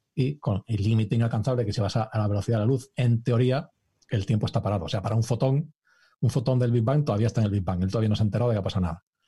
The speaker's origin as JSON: {"language": "Spanish", "region": "Galicia", "country": "Spain", "moved": "yes", "lives_now": "Cambridge, United Kingdom", "said": "yo que soy gallego"}